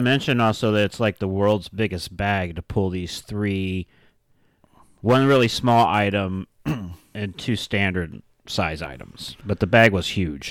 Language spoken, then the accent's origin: English; Ohio, United States; I grew up in Ohio